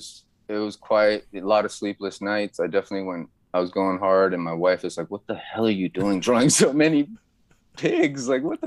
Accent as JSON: {"language": "English", "town": "Philadelphia", "region": "Pennsylvania", "country": "United States", "said": "So I'm from Philly, kind of. It's my home. I lived there longer than I lived anywhere in my life."}